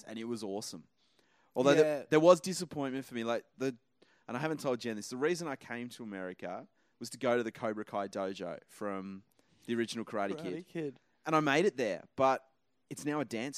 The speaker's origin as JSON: {"language": "English", "region": "Tasmania", "country": "Australia", "tie": "born or raised there", "moved": "yes", "said": "I grew up in Tassie."}